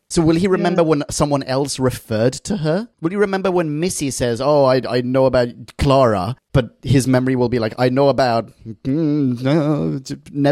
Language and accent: English; Bratislava, Bratislava Region, Slovakia; also born or lived in Australia; I'm from Bratislava, but I did an Erasmus year in Australia.